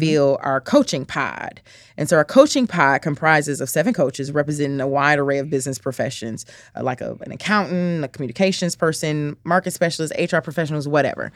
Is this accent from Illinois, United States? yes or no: yes; Chicago, Illinois, United States; I'm from the south side of Chicago, um, born and raised